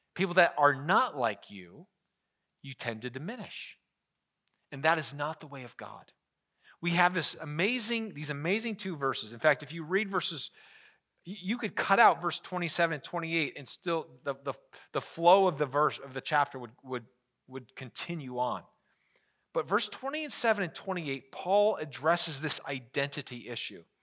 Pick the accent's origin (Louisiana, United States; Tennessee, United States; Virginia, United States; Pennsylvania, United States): Pennsylvania, United States; Scranton; I'm from Scranton